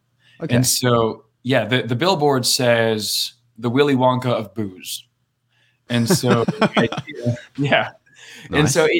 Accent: Maine, United States; I grew up in Maine, Canada Junior.

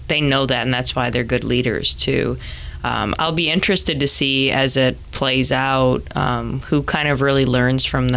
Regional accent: Chicago, Illinois, United States; moved away as an adult; now in Hawaii, United States; Growing up in Chicago

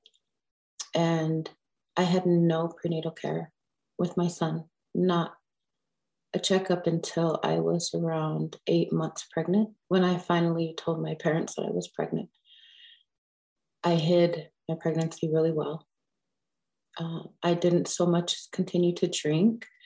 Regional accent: Pine Ridge, South Dakota, United States; I was born and raised in Pine Ridge.

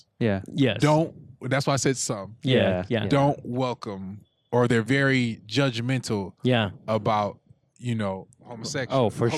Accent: Detroit, Michigan, United States; where I'm from Detroit.

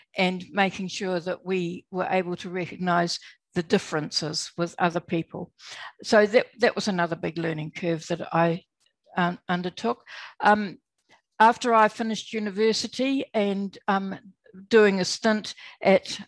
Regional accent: New Zealand; now in Australia; I was born in New Zealand. I'm still a Kiwi.

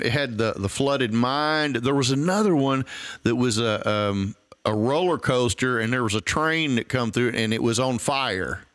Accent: East Tennessee, United States; I'm from East Tennessee

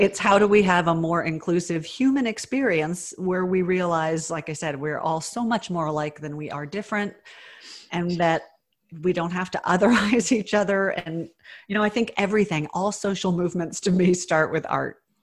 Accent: the South, United States; I was raised in the South

